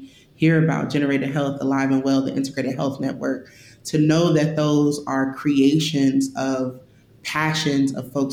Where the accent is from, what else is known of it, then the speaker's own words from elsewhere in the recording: St. Louis, Missouri, United States; I grew up in St. Louis. I'm from St. Louis. I was born here